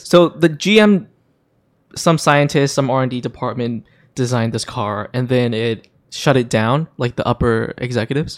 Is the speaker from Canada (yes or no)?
no; Hong Kong; moved away; I grew up in Hong Kong